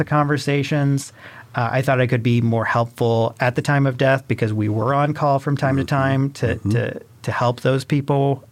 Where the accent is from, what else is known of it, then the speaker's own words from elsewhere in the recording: Illinois, United States; moved away as an adult; also born or lived in Greencastle, Indiana; I'm originally from Illinois